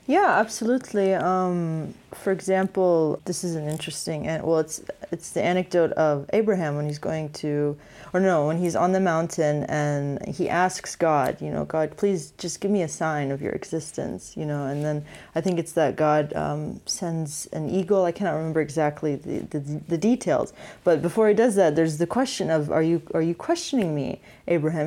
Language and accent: English; United States; growing up in the States